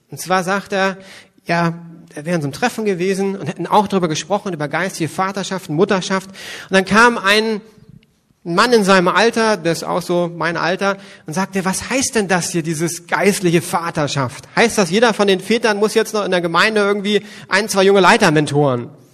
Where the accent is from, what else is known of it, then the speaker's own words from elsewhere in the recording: West Germany, Germany; ich komme aus Westdeutschland